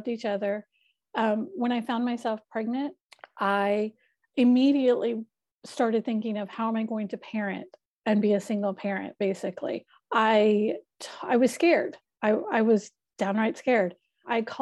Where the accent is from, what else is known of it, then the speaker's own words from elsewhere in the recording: North Carolina, United States; also born or lived in Atlanta, Georgia; now in Sacramento, United States; I am originally from North Carolina. I was living in Atlanta, met my husband, well, now my husband, moved to California. So I now reside in Sacramento, California